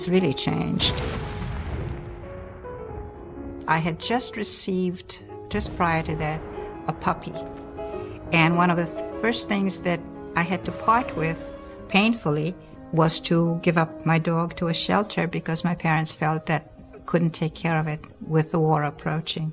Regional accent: Krakow, Lesser Poland, Poland; I was born in Krakow, Poland

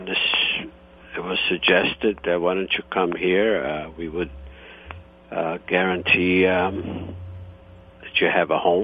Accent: Italy, Istria County, Croatia; now in United States; I was born in Italy, and the region is Istria, and however now it's Croatia

